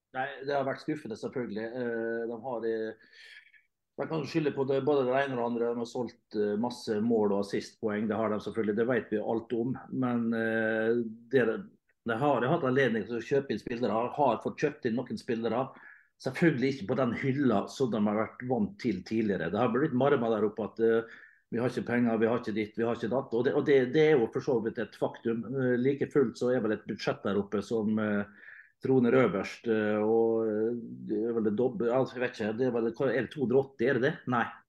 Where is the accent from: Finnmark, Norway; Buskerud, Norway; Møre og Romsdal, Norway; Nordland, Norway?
Møre og Romsdal, Norway; som romsdaling